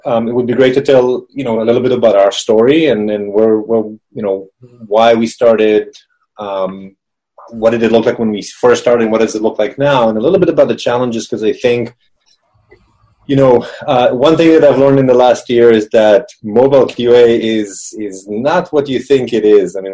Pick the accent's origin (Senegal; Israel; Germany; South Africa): Israel; moved away as an adult; now in San Francisco area, United States; I'm originally from Israel